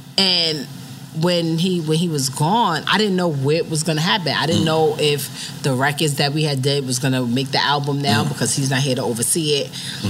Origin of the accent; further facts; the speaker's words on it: New York City, New York, United States; I'm from the Bronx, and I'm a hood chick.